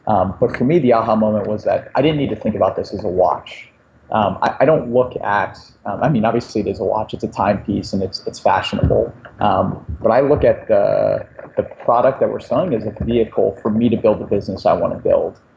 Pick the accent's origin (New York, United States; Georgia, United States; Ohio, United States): Ohio, United States; Cleveland; I grew up in Cleveland, Ohio